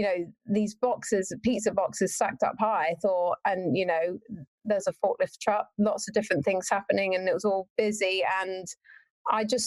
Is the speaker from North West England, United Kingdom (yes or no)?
no; Warwickshire, West Midlands, United Kingdom; I'm actually from Warwickshire in the UK. So right in the middle of the UK, that's where I'm from. The furthest point from any beach. And yeah, grew up there